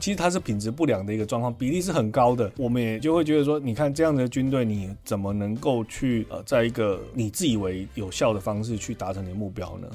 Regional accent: Taiwan; 我们台湾人能够承受吗

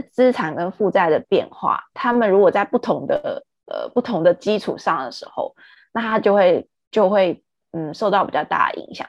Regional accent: Taiwan; 我们台湾人

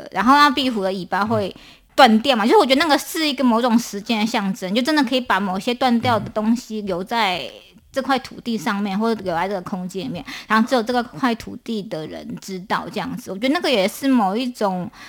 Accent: Taipei, Taiwan; now in Hualien, Taiwan; 呃，因为我是从台北搬到花莲的，那花莲其实。它是一个东方的小城，这样子，尤其是在那边念书

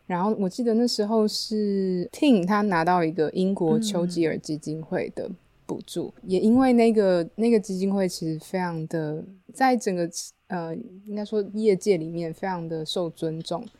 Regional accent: Taiwan; 我是台湾人

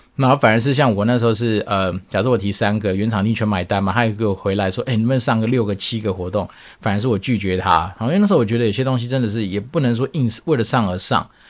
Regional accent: Taiwan; 那据说台湾运彩它收了我们台湾人的钱之后

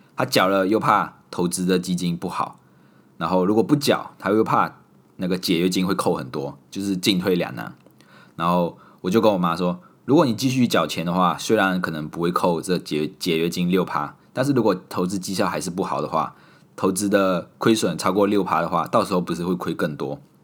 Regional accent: Malaysia; moved away as an adult; also born or lived in Singapore; 我手里拿着马来西亚的护照，所以她知道我是马来西亚人

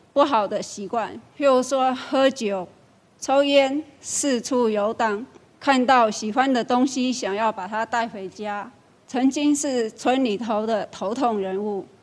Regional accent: Guilin, Guangxi, China; moved away as an adult; now in Chiayi, Taiwan; 我来自大陆广西桂林。 二十多年前来台湾

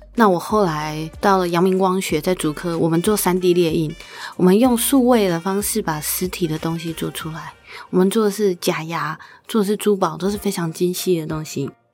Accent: Taiwan; 作为一个台湾人，我以前没有去过欧洲的

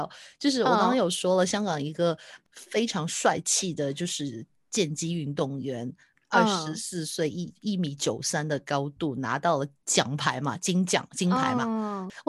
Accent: Taiwan; 因为我就是台湾的台湾的社社群小编，我可能不知道

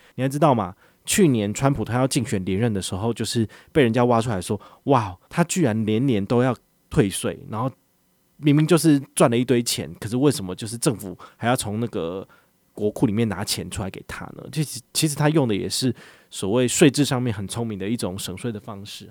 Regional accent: Taiwan; 我们台湾这边

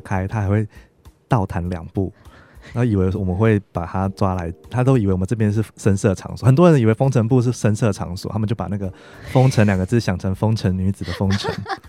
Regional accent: Taichung, Taiwan; now in Hsinchu, Taiwan; 因为我是台中人，我家在台中

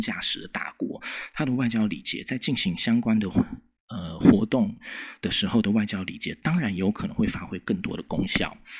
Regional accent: Taiwan; 我们台湾人最喜欢问的那种“这有什么用？”那种问题

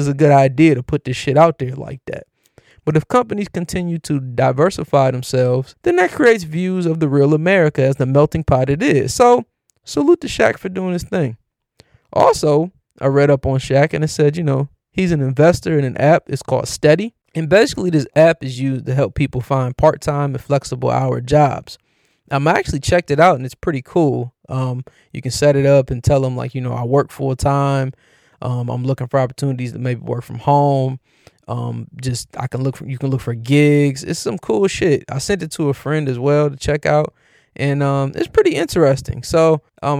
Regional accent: Cleveland, Ohio, United States; my hometown, Cleveland

